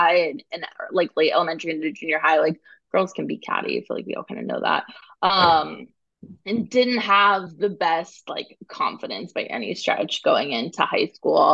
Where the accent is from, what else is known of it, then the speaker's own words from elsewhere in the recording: Phoenix, Arizona, United States; moved away as an adult; also born or lived in New York / California; now in Bay Area, United States; I live in the Bay Area currently. I grew up in Phoenix, Arizona.